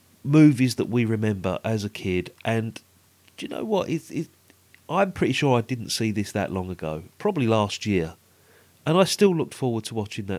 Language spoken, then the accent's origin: English; London, United Kingdom; being a Londoner